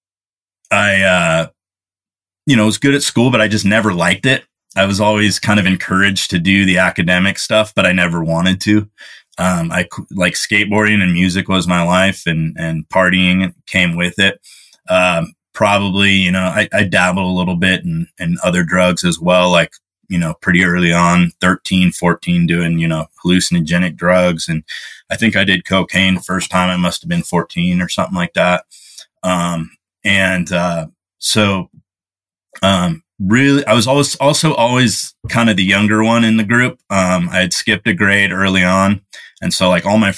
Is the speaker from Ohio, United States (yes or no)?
no; Bay Area, California, United States; I grew up in the Bay Area in California